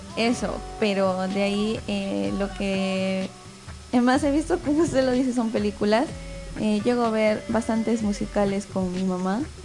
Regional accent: Ilo, Moquegua, Peru; yo soy de Hilo

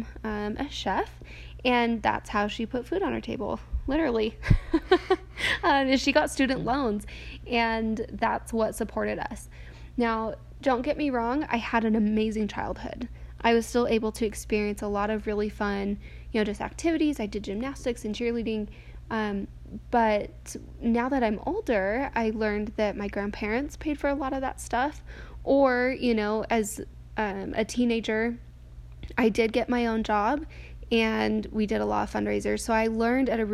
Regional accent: New Mexico, United States; I grew up in New Mexico, and I'm the youngest of five kids.

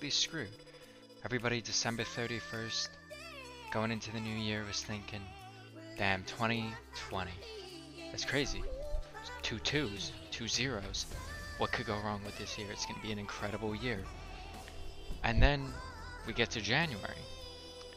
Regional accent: New Jersey, United States; moved away as an adult; now in Connecticut, United States; I'm not a Connecticut State resident. I grew up in North Jersey, so it's Taylor Ham

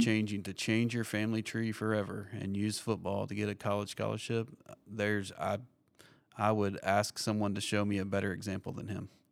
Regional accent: Kentucky, United States; moved away as an adult; now in Tampa, United States; I grew up in Kentucky, and uh, we ended up in Tampa, Florida

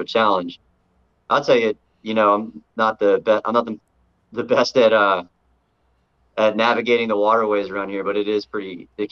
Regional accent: Maryland, United States; now in Charleston, United States; growing up in Maryland and then moving to Charleston

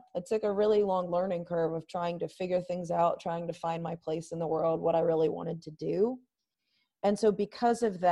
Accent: Charlotte, North Carolina, United States; my hometown of Charlotte, North Carolina

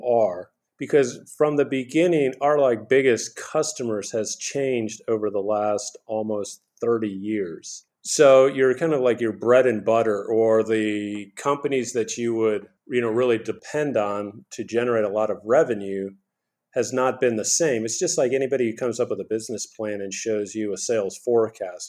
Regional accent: Houston, Texas, United States; also born or lived in New York City; I was born in New York City, but I grew up in Houston, Texas

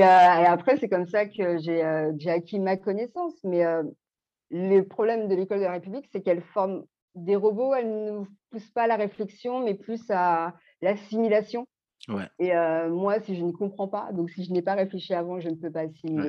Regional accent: Belgium; also born or lived in French Guiana / Martinique / Guadeloupe; now in Île-de-France, France; je vis en Ile-de-France, j'ai grandi aussi en Belgique et euh, mes parents sont Guyane, Martinique et Guadeloupe

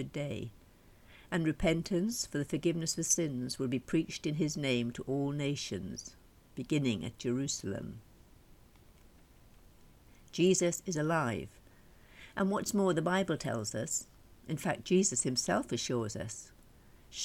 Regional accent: Welsh, Wales, United Kingdom

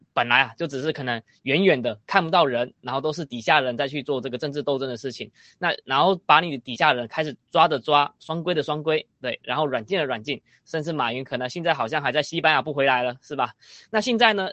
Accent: Taiwan; 我身为台湾人，我从小在台湾身上长大

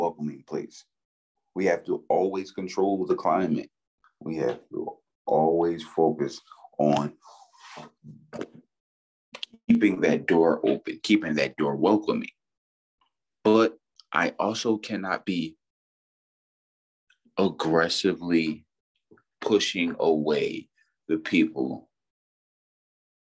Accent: Philadelphia, Pennsylvania, United States; I grew up in South Philadelphia

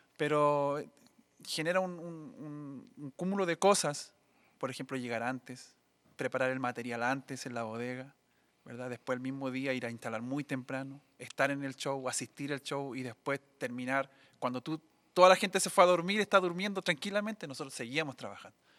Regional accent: Coronel, Biobío, Chile; moved away as an adult; also born or lived in Saltillo, Mexico; nací en Coronel

